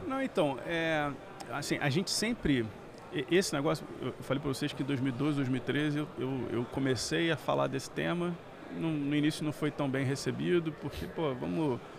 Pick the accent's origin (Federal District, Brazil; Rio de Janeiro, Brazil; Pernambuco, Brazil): Rio de Janeiro, Brazil; eu sou do Rio, então fiz faculdade de engenharia lá no Rio